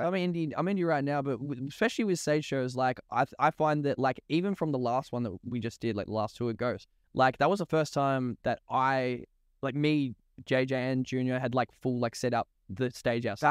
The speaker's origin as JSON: {"language": "English", "town": "Ringwood", "region": "Victoria", "country": "Australia", "tie": "born or raised there", "said": "I grew up in the Eastern Suburbs in Ringwood"}